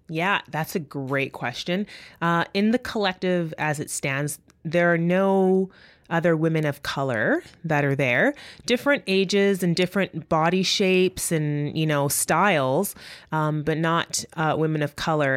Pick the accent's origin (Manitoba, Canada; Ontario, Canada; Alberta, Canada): Manitoba, Canada; Winnipeg; first language English; I'm from Winnipeg, Manitoba, and that I'm a first generation Canadian